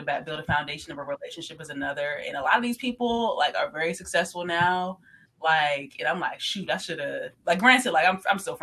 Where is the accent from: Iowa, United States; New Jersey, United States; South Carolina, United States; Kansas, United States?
New Jersey, United States; I came from South Jersey